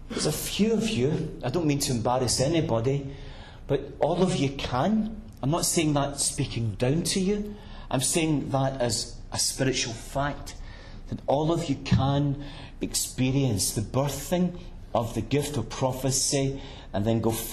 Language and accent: English; Glasgow, Scotland, United Kingdom; I grew up in a very poor working-class district in Glasgow